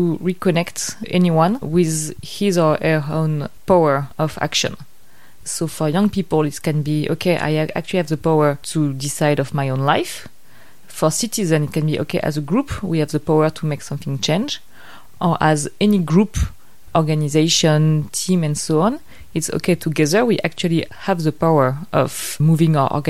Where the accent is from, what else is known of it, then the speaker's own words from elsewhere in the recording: Paris, Île-de-France, France; moved away as an adult; also born or lived in Vietnam; I'm French. I'm 31. I grew up in Paris